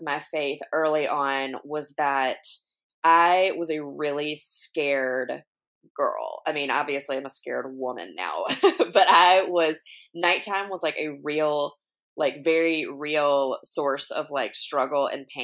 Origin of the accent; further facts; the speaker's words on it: Alabama, United States; now in Long Beach, United States; I'm originally from Alabama